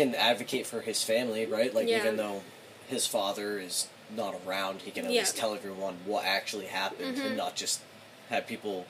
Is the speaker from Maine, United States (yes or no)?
yes; Augusta, Maine, United States; No, I grew up in Augusta